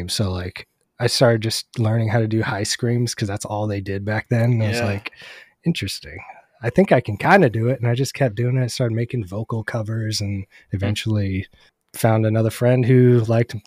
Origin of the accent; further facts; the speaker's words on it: Bay Area, California, United States; I grew up in the Bay Area, so there was venues in every city